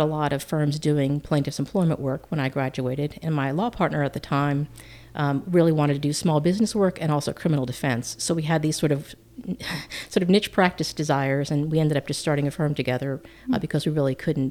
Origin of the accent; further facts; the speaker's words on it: Massapequa, New York, United States; moved away as an adult; also born or lived in Illinois; I grew up there, lived in the same house in a town called Massapequa all my growing up.